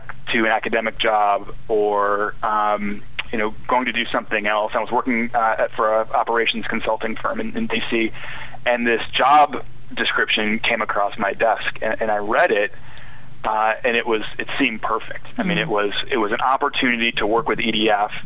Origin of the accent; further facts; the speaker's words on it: Midwest, United States; moved away as an adult; also born or lived in the South / Washington, D.C. / Arkansas; I grew up in the Midwest, and I'd lived most of my adult life in the South